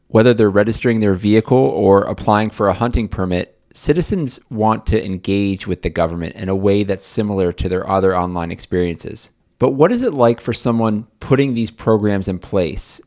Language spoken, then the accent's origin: English; Buffalo, New York, United States; moved away; I am originally from Buffalo, New York